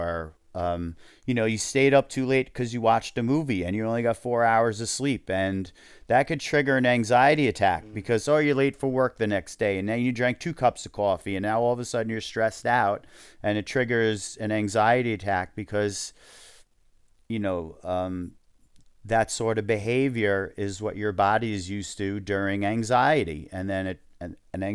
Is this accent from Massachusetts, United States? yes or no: no; New York, United States; we're Jewish and from New York